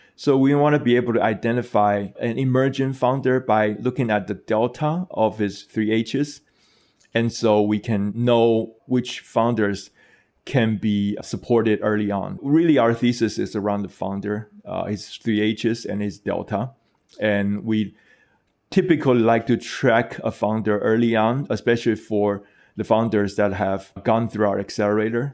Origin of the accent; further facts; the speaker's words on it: Taiwan; my home country, Taiwan